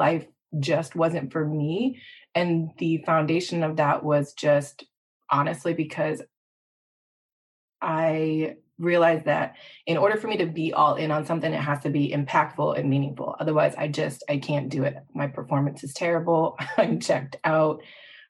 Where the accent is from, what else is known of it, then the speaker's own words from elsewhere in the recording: Midwest, United States; I was born and raised in the Midwest.